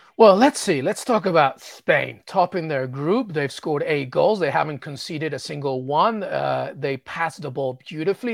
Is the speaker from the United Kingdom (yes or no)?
yes; England, United Kingdom; I'm Peruvian, but I was born in England and grew up in England.